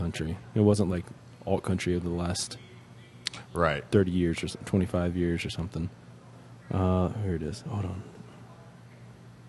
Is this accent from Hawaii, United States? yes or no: no; Texas, United States; we're all from Texas.